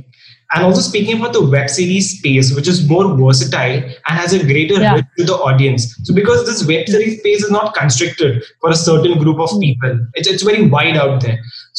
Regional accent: India; So basically, I'm an Indian and I really don't know that much of Persian

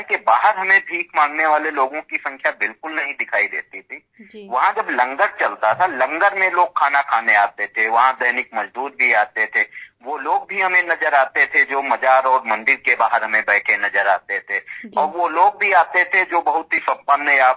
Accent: India; हम ग्रामीण क्षेत्र से परिवेश के रहने वाले हैं वहीं पले बढ़े हैं जब गांव से हम लखनऊ पढ़ाई के लिए आए

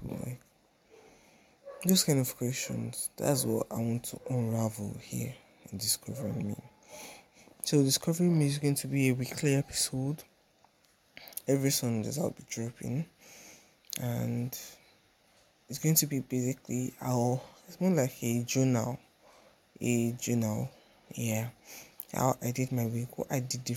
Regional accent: Nigeria; also born or lived in Ikorodu, Lagos; I'm Nigerian, based in Lagos, Ikorodu

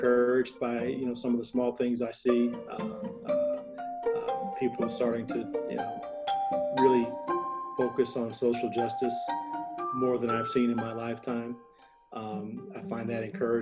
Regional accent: St. Louis, Missouri, United States; now in Davis, United States; St. Louis, my hometown

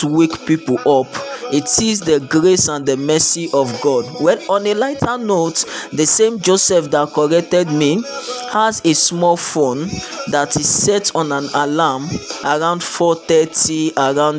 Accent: Lagos, Nigeria; I am a Nigerian. I grew up in the city of Lagos

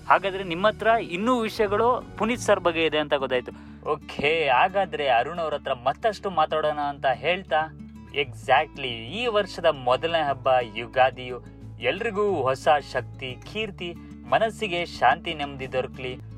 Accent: Mysore, Karnataka, India

